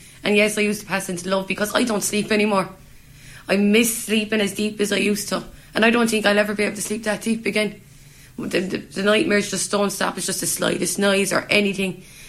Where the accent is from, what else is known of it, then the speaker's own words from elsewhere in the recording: Limerick, Munster, Ireland; This is my hometown. And I can't even walk those streets without feeling fear